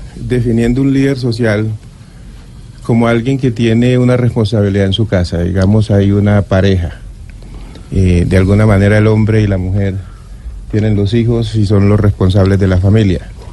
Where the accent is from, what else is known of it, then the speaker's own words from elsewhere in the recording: Riosucio, Chocó, Colombia; yo soy del Chocó, de Río Sucio